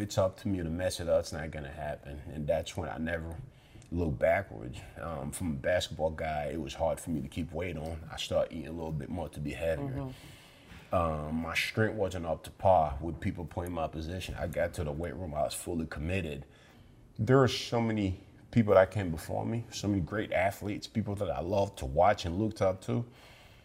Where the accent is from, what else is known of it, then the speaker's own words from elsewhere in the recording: Somerville, Massachusetts, United States; Growing up in Somerville